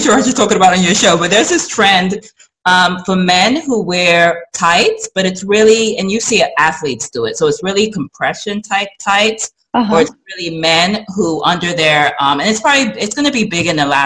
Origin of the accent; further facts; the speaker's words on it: England, United Kingdom; also born or lived in New York; now in United States; I'm from England originally. I was born in England